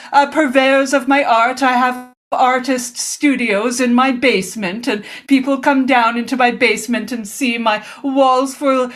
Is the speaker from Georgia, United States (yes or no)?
no; Omaha, Nebraska, United States; Yes, I go around my hometown of Omaha, and I find the best sandwich shops